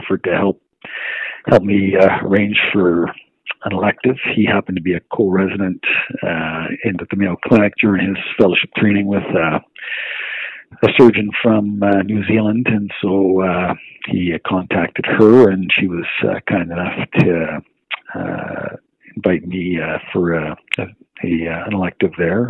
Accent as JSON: {"language": "English", "town": "Moncton", "region": "New Brunswick", "country": "Canada", "tie": "born or raised there", "also_born_or_lived": "Halifax", "moved": "as an adult", "said": "I grew up in a small city called Moncton, New Brunswick"}